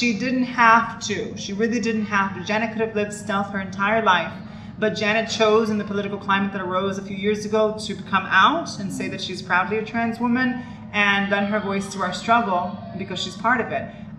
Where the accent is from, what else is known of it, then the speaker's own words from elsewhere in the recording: Miami, Florida, United States; I am a trans actress and activist from South Florida, born and raised in Miami.